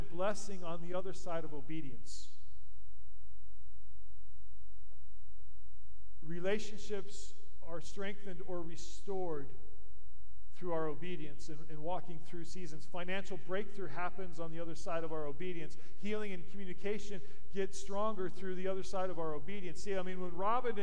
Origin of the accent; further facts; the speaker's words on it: Colorado, United States; moved away as an adult; also born or lived in Goodland, Kansas / Topeka, Kansas; I grew up in Colorado.